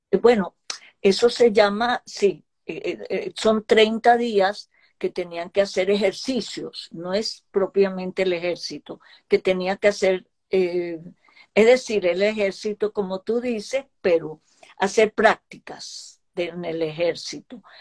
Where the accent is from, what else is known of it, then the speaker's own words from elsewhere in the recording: Israel; also born or lived in Germany; yo nací en Alemania, pero eh, de dos años yo no sé si uno se da tanta cuenta, pero creo que sí, porque yo viví un poco el trauma de vivir en Israel.